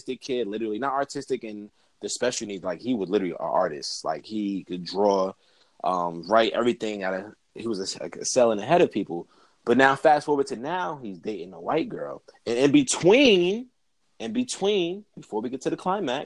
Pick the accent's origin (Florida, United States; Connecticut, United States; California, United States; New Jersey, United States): New Jersey, United States; Orange; we grew up in Orange